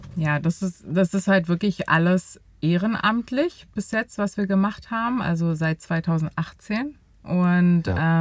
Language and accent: German; Berlin, Germany; Ich bin 34 Jahre alt und bin richtige Berlinerin